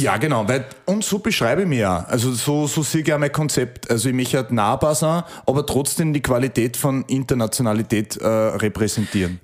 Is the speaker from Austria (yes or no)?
yes; Upper Austria, Austria; ich bin ein Österreicher